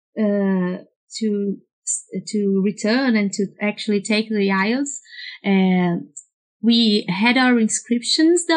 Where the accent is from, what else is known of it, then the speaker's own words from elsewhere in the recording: Brazil; English is a second language; I'm from Brazil